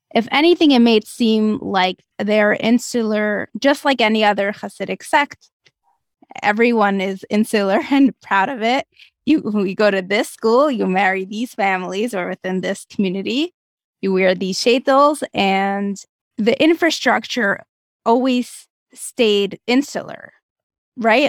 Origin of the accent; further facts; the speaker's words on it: Moscow, Russia; moved away; I grew up in Moscow, Russia